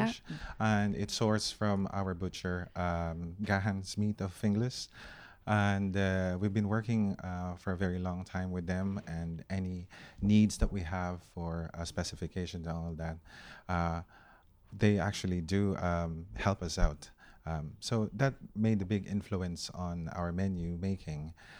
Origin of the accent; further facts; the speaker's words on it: Philippines; And I don't want to be biased because I'm Filipino.